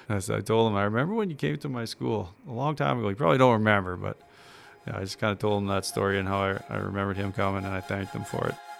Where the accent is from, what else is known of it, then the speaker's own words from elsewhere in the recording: Regina, Saskatchewan, Canada; I'm from Regina